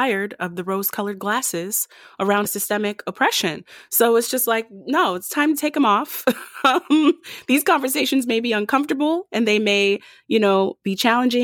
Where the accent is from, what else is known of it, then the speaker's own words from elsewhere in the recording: Detroit, Michigan, United States; I grew up in Motown, Detroit, Michigan